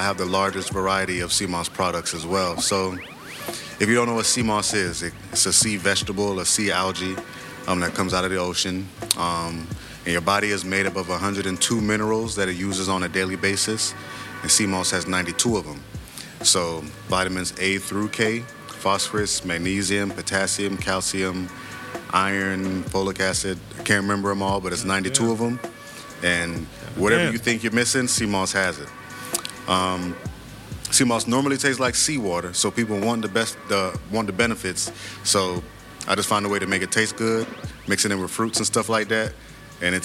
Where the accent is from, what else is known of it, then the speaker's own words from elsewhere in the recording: Hollywood, Florida, United States; moved away; also born or lived in Jamaica / College Park, Georgia; I was born in Florida, Hollywood, Florida, but the rest of my family is from Jamaica